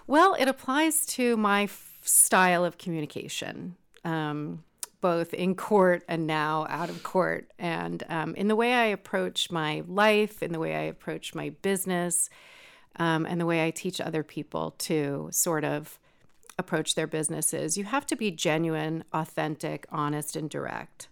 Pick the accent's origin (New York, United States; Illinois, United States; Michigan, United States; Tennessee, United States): New York, United States; moved away as an adult; also born or lived in Lake County, California; now in California, United States; I grew up in New York